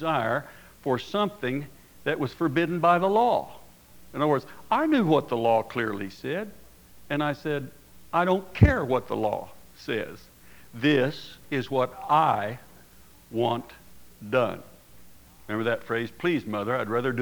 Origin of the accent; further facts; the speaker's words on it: Oklahoma, United States; now in Casper, United States; I grew up in Oklahoma during the the Prohibition days